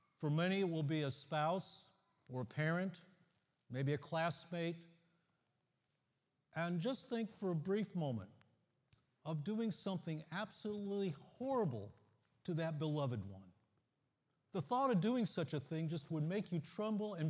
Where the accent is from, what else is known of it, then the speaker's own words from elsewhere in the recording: the Midwest in Ohio and Indiana, United States; now in Florida, United States; I grew up in the Midwest in Ohio and Indiana